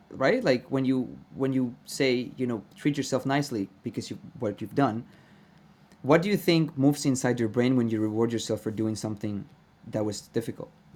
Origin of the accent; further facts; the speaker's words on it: Venezuela; I am Venezuelan